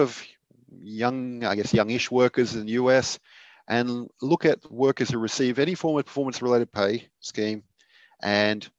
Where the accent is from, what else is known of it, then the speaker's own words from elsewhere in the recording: Australia; as an Australian